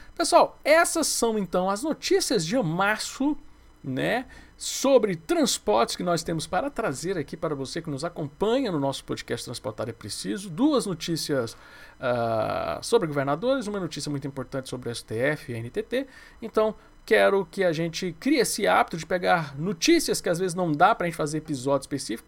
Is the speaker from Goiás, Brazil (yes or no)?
yes; Goiás, Brazil; como eu sou de Goiás